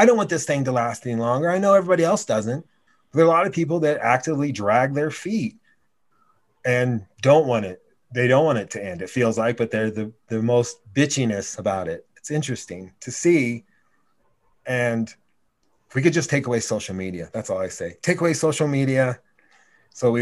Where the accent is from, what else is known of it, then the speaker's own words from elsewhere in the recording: Laramie, Wyoming, United States; moved away as an adult; also born or lived in New York; we grew up together in Laramie.